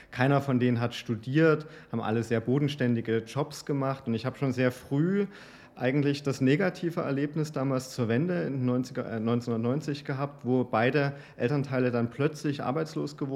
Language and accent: German; East Germany, Germany; Ich bin in Oste Ostdeutschland groß geworden und hatte eine sehr bescheidene und schüchterne ähm, ähm, Erziehung.